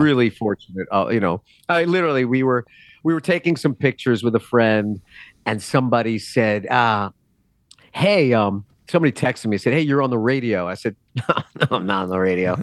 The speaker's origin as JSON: {"language": "English", "town": "New York City", "region": "New York", "country": "United States", "moved": "as an adult", "lives_now": "Nashville, United States", "said": "I'm from New York."}